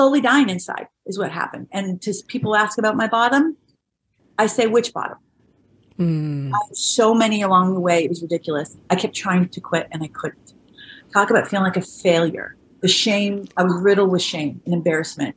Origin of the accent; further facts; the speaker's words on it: Orange County, California, United States; a very modest, below like average upbringing in Orange County